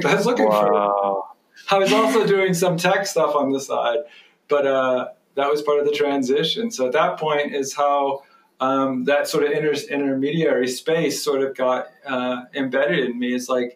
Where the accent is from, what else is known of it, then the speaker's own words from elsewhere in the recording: Athens, Ohio, United States; moved away; also born or lived in West Virginia; It's where I was born in West Virginia, but I was raised in Ohio, in Athens, Ohio